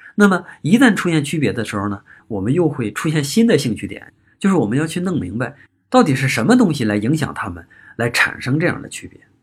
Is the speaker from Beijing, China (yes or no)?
no; on the border with Shandong, Hebei, China; 我老家在河北和山东的交界